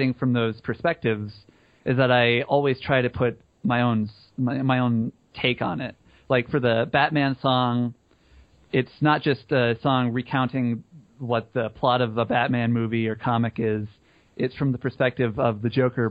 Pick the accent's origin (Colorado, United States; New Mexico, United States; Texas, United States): Colorado, United States; We're from Colorado